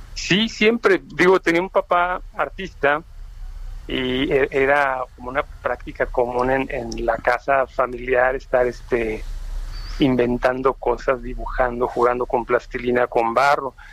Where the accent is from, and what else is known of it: Mexico City, Mexico; born or raised there; also born or lived in Uruapan, Michoacán